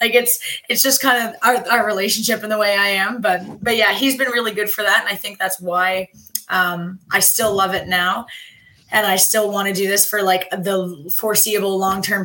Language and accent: English; Prince Edward Island, Canada; I'm Canadian